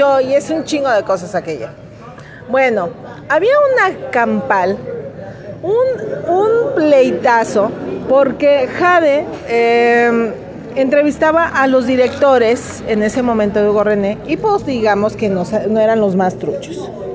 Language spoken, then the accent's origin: Spanish; Lagos de Moreno, Jalisco, Mexico; en este pueblo no hay artistas y nos cacareamos de que somos la Tena de Jalisco